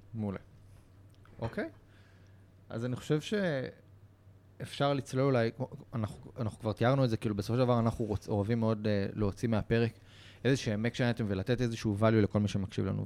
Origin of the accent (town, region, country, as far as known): Israel